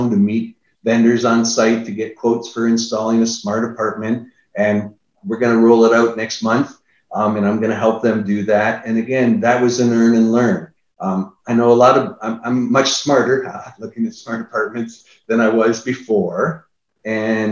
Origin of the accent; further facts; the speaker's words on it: Niagara Falls, Ontario, Canada; now in Austin, United States; I'm from Niagara Falls